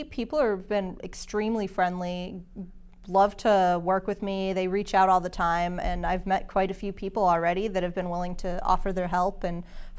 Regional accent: Belchertown, Massachusetts, United States; now in Chelmsford, United States; So I'm from Western Massachusetts. I grew up in Belchertown, Mass.

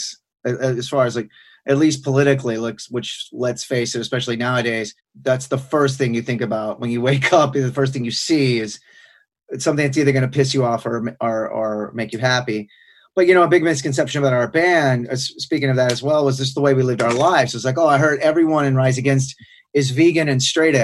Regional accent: Sherman, Texas, United States; I'm from Sherman, Texas, which Sherman is at the northernmost tip of Texas

